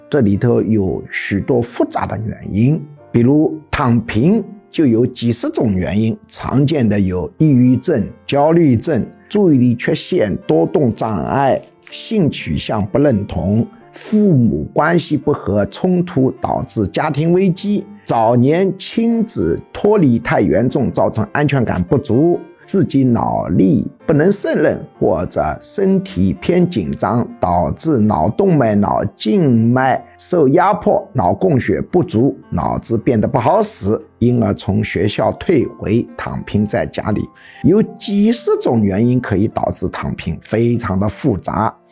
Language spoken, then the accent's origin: Chinese; China; 我们中国人